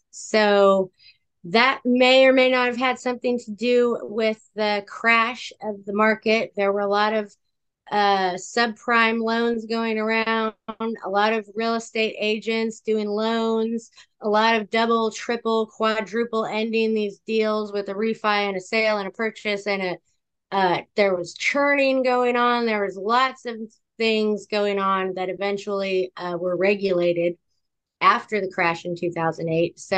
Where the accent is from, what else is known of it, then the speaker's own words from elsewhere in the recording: California, United States; I am a Californian